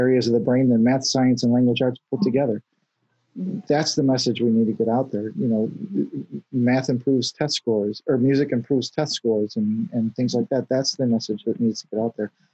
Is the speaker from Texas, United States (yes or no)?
yes; Houston, Texas, United States; I grew up in Houston.